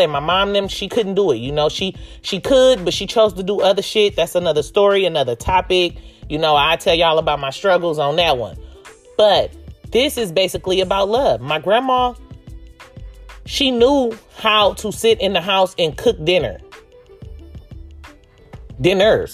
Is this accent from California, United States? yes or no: yes; Oakland, California, United States; growing up in Oakland and East Oakland, because that's where I'm from, East Oakland, California, Brookfield to be exact